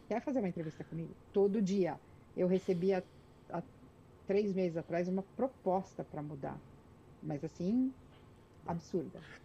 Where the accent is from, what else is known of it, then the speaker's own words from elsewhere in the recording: Brazil; moved away as an adult; also born or lived in France; now in Canada; eu, quando saí do Brasil